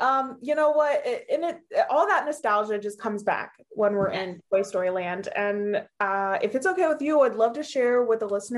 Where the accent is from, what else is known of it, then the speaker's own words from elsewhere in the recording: Hershey, Pennsylvania, United States; I am from Hershey Park in Hershey, Pennsylvania.